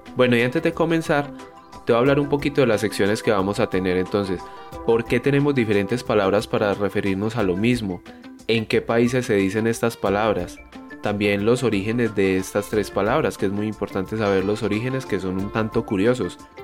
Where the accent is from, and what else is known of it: Colombia